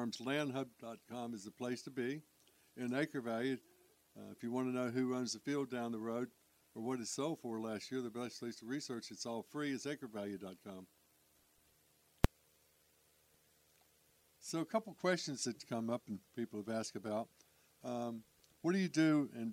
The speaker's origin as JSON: {"language": "English", "town": "Charlotte", "region": "North Carolina", "country": "United States", "tie": "born or raised there", "moved": "yes", "said": "I grew up in Charlotte"}